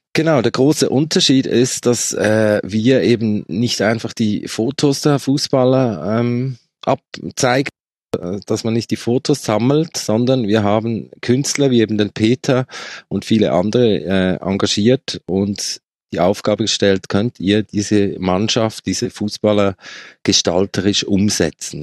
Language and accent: German; Switzerland; accent: Swiss; ich komme aus der Schweiz, wie man hört sehr wahrscheinlich